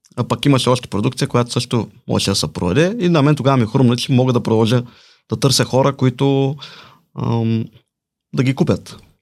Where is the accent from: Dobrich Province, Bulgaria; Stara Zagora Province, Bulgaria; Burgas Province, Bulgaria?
Dobrich Province, Bulgaria; Balchik; now in Plovdiv, Bulgaria; Живея в Плодив, родом съм от Бълчик.